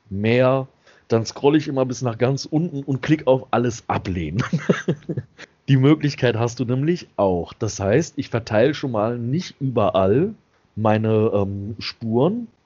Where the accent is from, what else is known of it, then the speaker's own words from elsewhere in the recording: Germany; Und dass ich aus Deutschland komme, das ist jetzt kein Geheimnis.